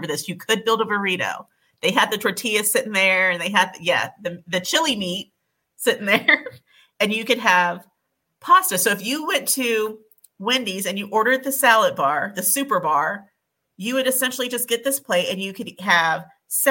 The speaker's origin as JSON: {"language": "English", "region": "Ohio", "country": "United States", "tie": "born or raised there", "said": "what I grew up with in Ohio"}